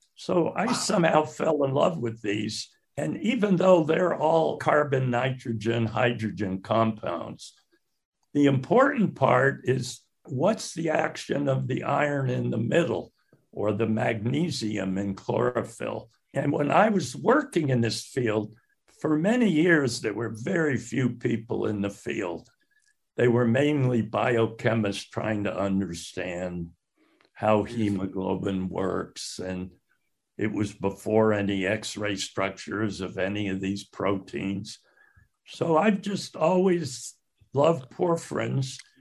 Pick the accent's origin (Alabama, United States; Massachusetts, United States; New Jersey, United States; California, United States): Massachusetts, United States; Northampton; also born or lived in Salt Lake City, Utah / Connecticut; as a teenager in high school, I grew up in Northampton, Massachusetts